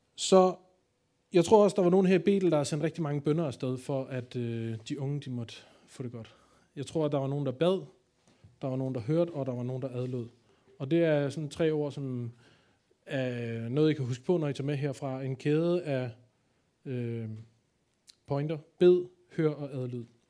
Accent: Copenhagen, Capital Region of Denmark, Denmark; jeg kommer jo fra København

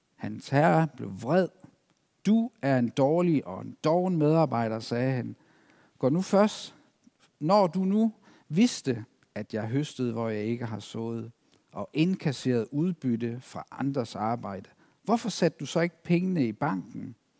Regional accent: East Himmerland, North Jutland, North Denmark Region, Denmark; moved away as an adult; also born or lived in Zealand; now in Næstved, Denmark; Oprindeligt så kom jeg ud fra Østhimmerland, ud fra Vorst, menigheden derude, hvor jeg trådte mine barnesko

